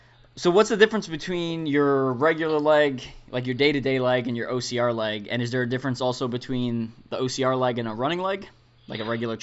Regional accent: Long Island, New York, United States; I'm from New York too. I'm from the island, Long Island.

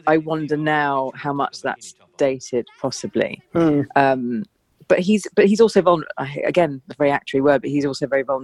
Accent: South East England, United Kingdom; And I grew up in Surrey, um, in the suburbs, and my family setup wasn't a sort of it was quite fractured. So I moved around a lot as a child.

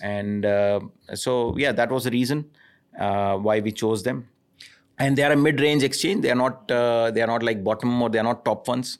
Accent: India; moved away; I grew up in India

